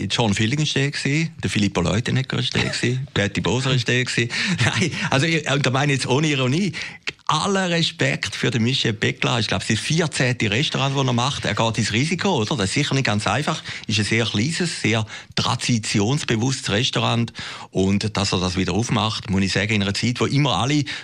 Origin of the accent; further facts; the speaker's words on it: Switzerland; Also, irgendwie sind wir Schweizer gleich ein bisschen stolz, dass es das Davos gibt, oder?